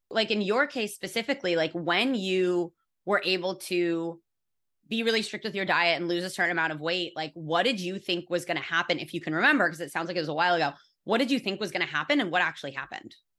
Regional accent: California, United States; I was raised in California by a bunch of fucking hippies

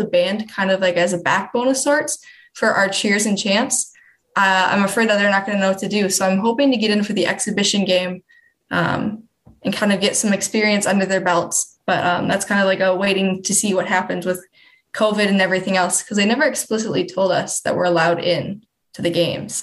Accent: Wisconsin, United States; moved away; I'm from Wisconsin.

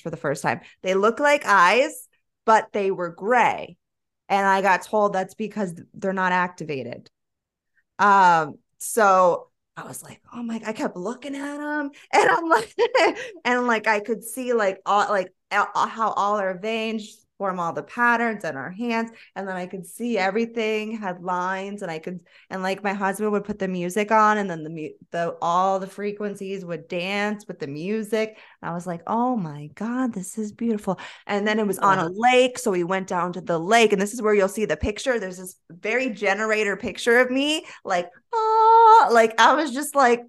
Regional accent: Florida, United States; I'm from Florida

